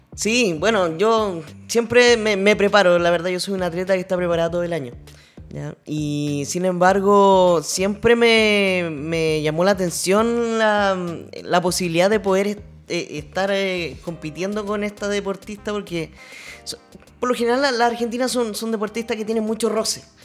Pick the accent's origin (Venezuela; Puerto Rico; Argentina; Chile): Chile; no somos muchas las chilenas que peleamos acá